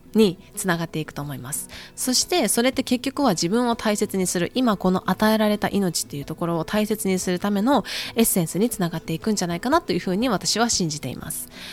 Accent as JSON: {"language": "Japanese", "country": "Japan", "moved": "yes", "lives_now": "United States"}